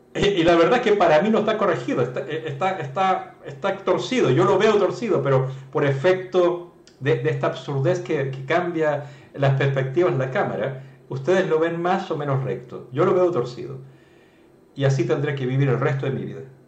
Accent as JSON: {"language": "Spanish", "country": "Chile"}